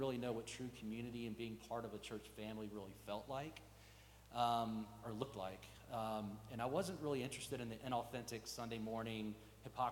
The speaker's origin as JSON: {"language": "English", "town": "Montgomery", "region": "Alabama", "country": "United States", "tie": "born or raised there", "said": "As a child growing up in Montgomery, Alabama, I was raised Episcopalian"}